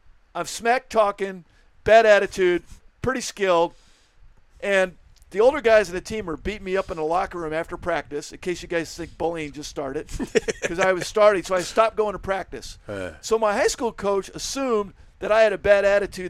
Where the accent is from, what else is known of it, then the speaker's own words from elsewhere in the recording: San Francisco, California, United States; I grew up in San Francisco, and I grew up playing basketball at St. Mary's Park